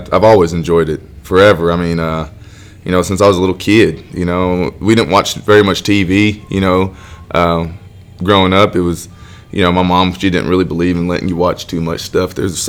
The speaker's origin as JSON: {"language": "English", "town": "Pawhuska", "region": "Oklahoma", "country": "United States", "tie": "born or raised there", "said": "You know, I was born in Pawhuska, Oklahoma"}